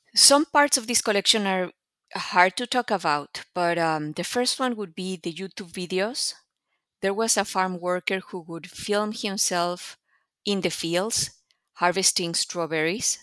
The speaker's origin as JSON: {"language": "English", "country": "Mexico", "moved": "as an adult", "lives_now": "United States", "said": "I come from Mexico, and I came to the U S to do a P H D in Latin American Studies."}